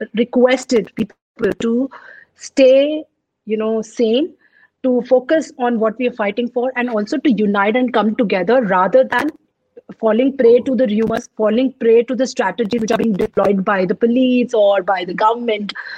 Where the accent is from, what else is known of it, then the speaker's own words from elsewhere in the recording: Hyderabad, Telangana, India; also born or lived in Punjab; Although I'm born and brought up in Hyderabad, but my roots are from Punjab